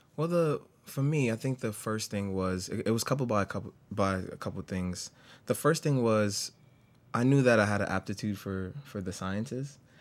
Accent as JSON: {"language": "English", "town": "New York City", "region": "New York", "country": "United States", "tie": "born or raised there", "said": "I grew up in the Bronx all my life"}